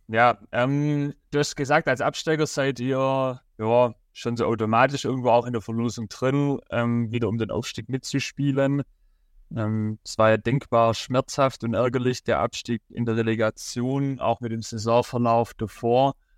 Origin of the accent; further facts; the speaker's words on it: Rottenburg im Neckartal, Baden-Württemberg, Germany; Ich komme ja aus Roderburg im Neckartal